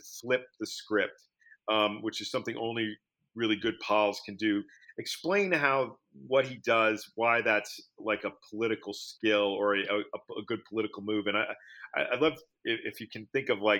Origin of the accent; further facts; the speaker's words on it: New York City, New York, United States; when I was growing up in Manhattan